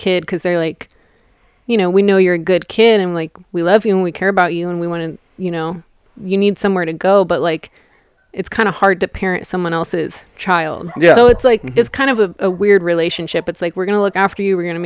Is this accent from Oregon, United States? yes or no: yes; Eugene, Oregon, United States; moved away as an adult; also born or lived in Washington; now in Southern California, United States; I'm from Eugene